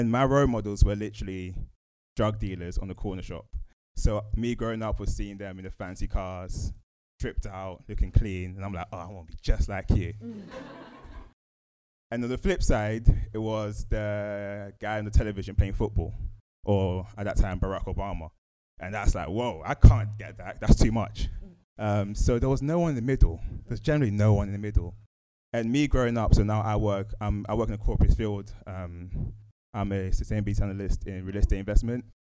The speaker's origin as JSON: {"language": "English", "town": "Woolwich", "region": "London", "country": "United Kingdom", "said": "I come from a space where I come from Woolwich, South East London."}